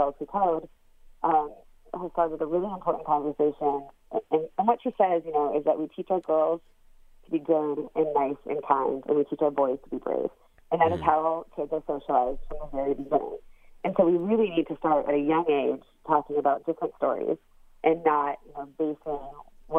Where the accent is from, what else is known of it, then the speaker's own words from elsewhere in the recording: Columbus, Ohio, United States; I am a child born of the middle of the country. I was raised in Columbus, Ohio